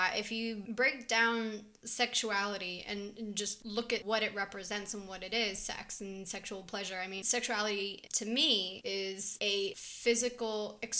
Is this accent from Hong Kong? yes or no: no; Israel; because I grew up in two countries. I grew up here and in Israel.